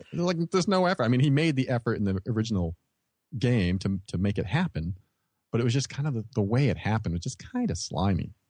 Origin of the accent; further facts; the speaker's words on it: New Hampshire, United States; I grew up around Fun Spot.